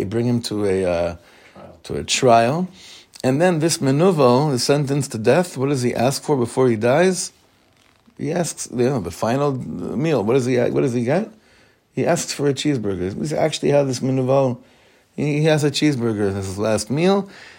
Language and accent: English; Israel; You know, I grew up in Israel Milchemet HaMifratz, the Gulf War. Yeah, we were living here